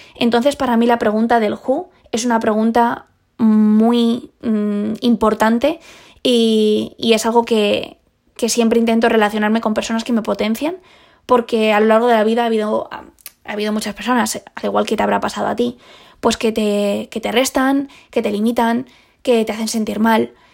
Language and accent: Spanish; Spain; Esa fue la primera vez que salí sola de, de España